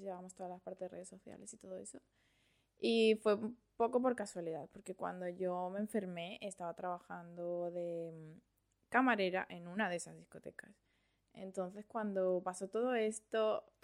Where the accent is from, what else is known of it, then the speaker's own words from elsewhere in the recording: Madrid, Community of Madrid, Spain; also born or lived in Valencia, Venezuela; now in Australia; yo nací en Venezuela, en, Valencia. Sí, en Valencia. Lo que pasa es que cuando era pequeña me fui a España, a Madrid. He pasado toda la vida allí, fui al colegio allí, al instituto allí, todo.